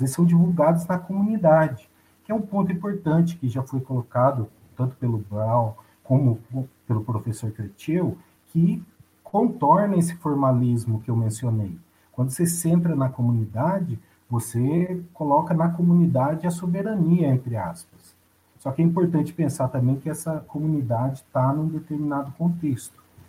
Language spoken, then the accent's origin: Portuguese; Brazil